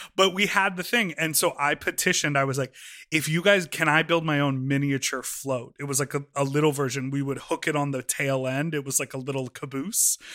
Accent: Evanston, Illinois, United States; in Evanston. I grew up

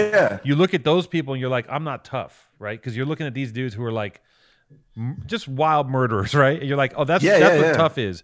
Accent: Los Angeles, California, United States; I grew up in Venice and I didn't have any the first time I left Venice was when I started doing graffiti

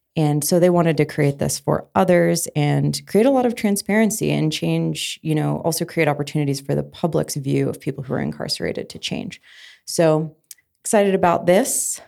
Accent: Colorado, United States; growing up in Colorado

